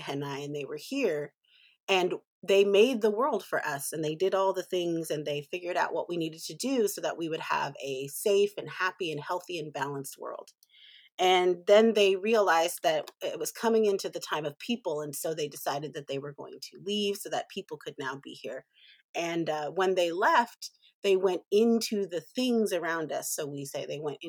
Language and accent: English; Humboldt County, Northern California, United States; I grew up in Northern California in Humboldt County, where my tribes are actually from.